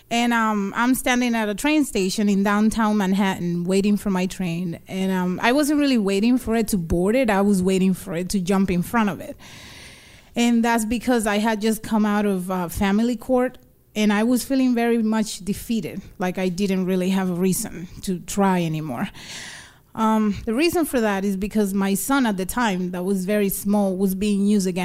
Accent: Dominican Republic; born there; I was born in the Dominican Republic and I lived between the two countries here and there.

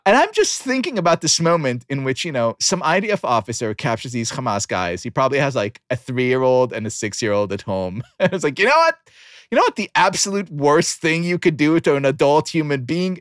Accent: Israel; moved away; grew up in a country where many schools were named after heroes and martyrs of the Jewish people.

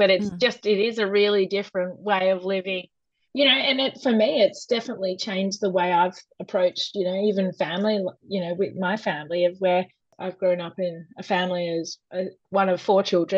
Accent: Riverina, New South Wales, Australia; now in Western District, Victoria, Australia; I grew up in the Riverina

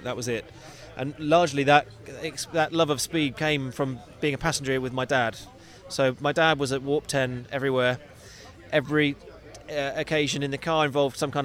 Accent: California, United States; I grew up in California swimming and competing out here

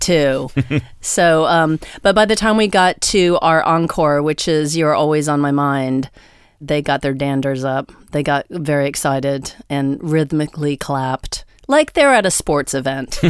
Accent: United States; as an American

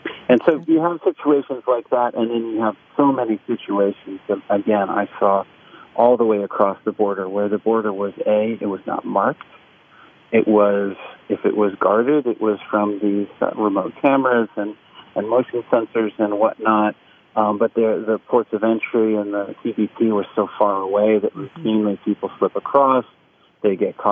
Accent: Maine, United States; born or raised there

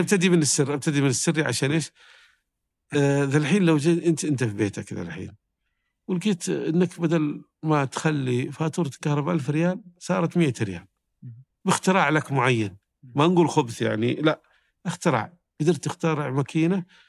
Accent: Saudi Arabia; كنت من السعودية

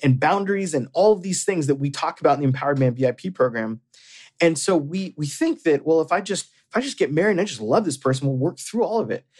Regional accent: Florida, United States; moved away; I grew up in Florida

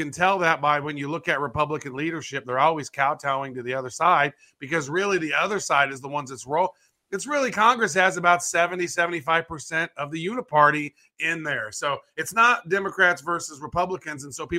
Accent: Canada; He's calling me Chinese. I'm Canadian, right?

